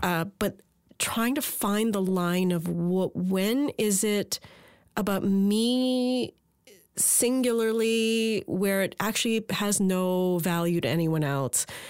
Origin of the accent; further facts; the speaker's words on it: Port Moody, British Columbia, Canada; my hometown of Port Moody, British Columbia